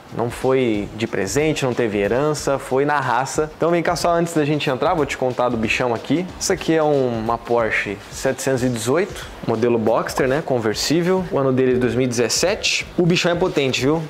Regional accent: Porto Alegre, Rio Grande do Sul, Brazil; now in Florianópolis, Brazil; E eu sou gaúcho, né? Nasci em Porto Alegre

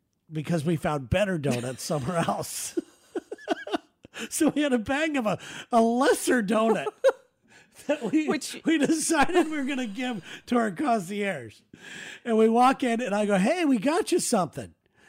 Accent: Southern California, United States; now in Seattle, United States; Growing up in Southern California

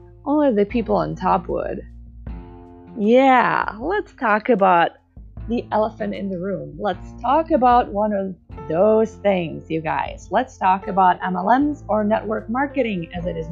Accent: Czechia; moved away as an adult; now in United States

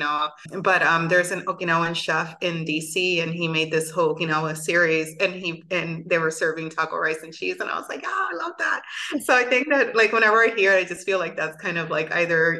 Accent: Bayamón, Puerto Rico; also born or lived in New York; I grew up in a small town called Bayamo, Puerto Rico

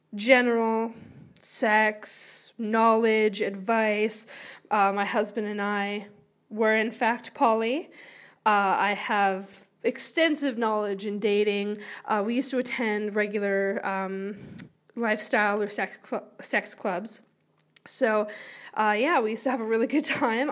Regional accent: Vancouver, British Columbia, Canada; moved away as an adult; now in Wales, United Kingdom; I am originally from Vancouver, B C, Canada

